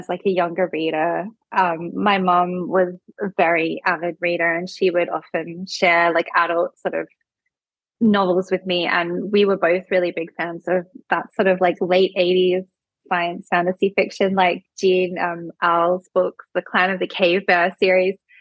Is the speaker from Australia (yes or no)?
yes; Adelaide Hills, South Australia, Australia; where I grew up in the Adelaide Hills